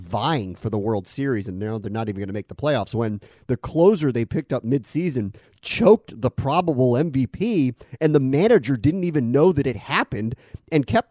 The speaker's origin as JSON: {"language": "English", "town": "Silver Spring", "region": "Maryland", "country": "United States", "moved": "yes", "said": "that's home for me. I'm from Silver Spring, Maryland."}